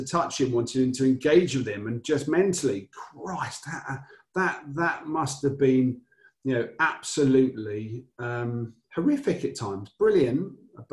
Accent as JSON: {"language": "English", "town": "Upminster", "region": "East of England", "country": "United Kingdom", "tie": "born or raised there", "also_born_or_lived": "Wirral / London", "moved": "yes", "said": "I'm based where you are now in the world, but I was born in Essex. I went to main school was Cooper's Coban in Upminster"}